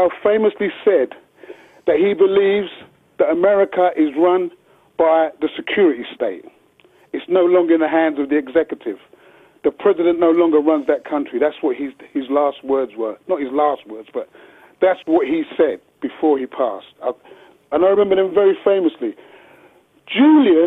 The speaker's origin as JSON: {"language": "English", "region": "London", "country": "United Kingdom", "tie": "born or raised there", "said": "I was born and raised in East London, in this country"}